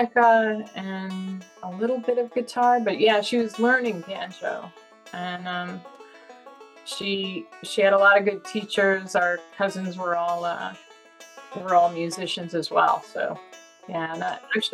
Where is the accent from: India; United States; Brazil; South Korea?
United States; the Catskills, New York; We grew up in the Catskills in New York State in a tiny town